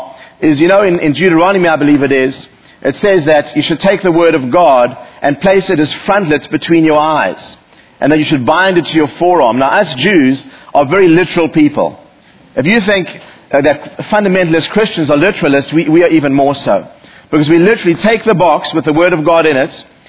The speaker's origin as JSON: {"language": "English", "country": "South Africa", "tie": "born or raised there", "moved": "as an adult", "lives_now": "United States", "said": "growing up in South Africa"}